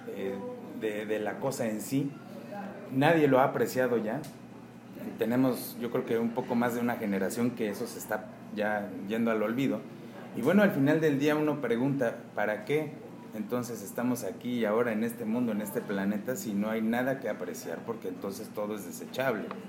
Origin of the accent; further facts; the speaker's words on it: Mexico; México en general es un país bastante surrealista. ¿No? Entonces eh, somos muy alegres